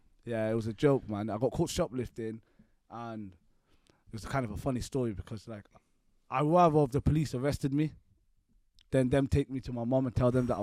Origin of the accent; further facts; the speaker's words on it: Bristol, South West England, United Kingdom; also born or lived in London; I was born in London, but I moved to Bristol when I was a child. Grew up in the area while I was a kid